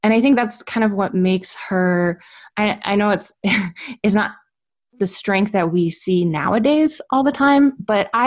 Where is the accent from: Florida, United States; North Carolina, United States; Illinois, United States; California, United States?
Illinois, United States; Chicago; moved away as an adult; we grew up in Chicago